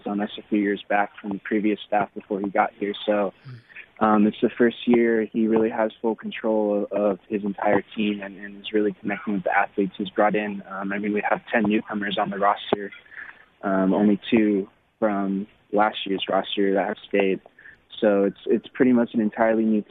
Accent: Stockton, California, United States; I was actually born and raised in Stockton, California

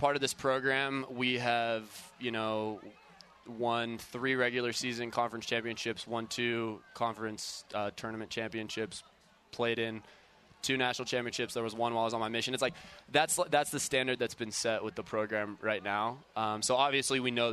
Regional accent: Las Vegas, Nevada, United States; born or raised there; moved away

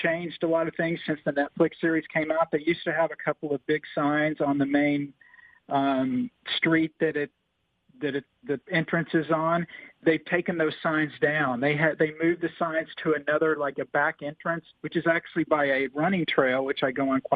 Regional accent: Oklahoma City, Oklahoma, United States; moved away as an adult; now in Tampa, United States; I was born in Oklahoma City, grew up, spent the first 22 years of my life in Oklahoma

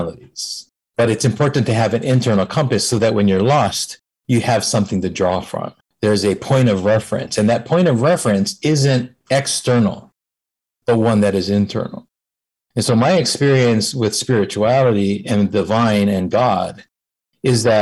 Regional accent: Hawaii, United States; born or raised there

